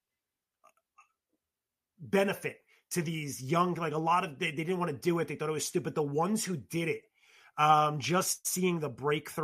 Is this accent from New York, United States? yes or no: yes; New York City, New York, United States; in my household or in my circle growing up in the Bronx